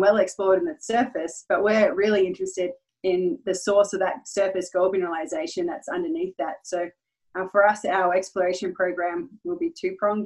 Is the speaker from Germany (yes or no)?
no; Perth, Western Australia, Australia; moved away as an adult; now in Nevada, United States; I'm, I'm originally from Perth, Western Australia. I've resided in the US for uh, the past five years.